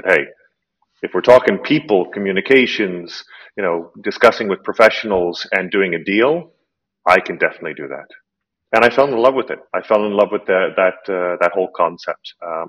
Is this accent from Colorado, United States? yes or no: yes; Colorado, United States; moved away as an adult; also born or lived in California / East Coast; now in Czech Republic; So I was born in California. I grew up in Colorado. I went to school on the East Coast.